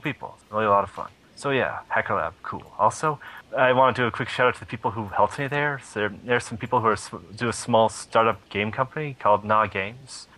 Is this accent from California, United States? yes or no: yes; Sacramento, California, United States; here in my hometown of Sacramento